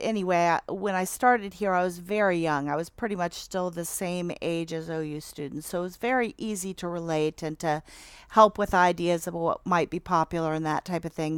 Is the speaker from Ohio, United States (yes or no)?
yes; Athens, Ohio, United States; now in Albany, United States; I'm born and raised in Athens, um, and now live out in Albany